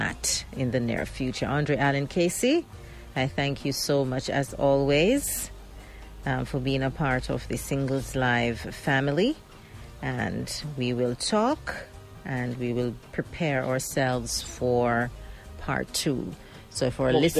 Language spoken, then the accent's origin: English; Jamaica; a lot of us as Jamaican